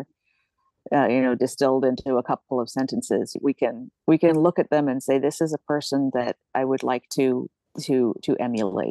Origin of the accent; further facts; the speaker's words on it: Rhode Island, United States; also born or lived in Chicago, Illinois; I am in and from Rhode Island. I was born a little outside Chicago, but I grew up here.